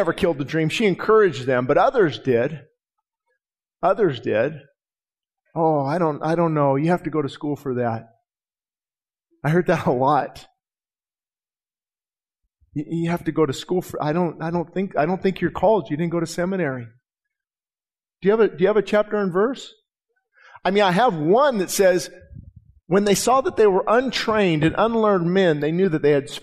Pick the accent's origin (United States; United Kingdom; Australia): United States; Quartz Hill, California; my hometown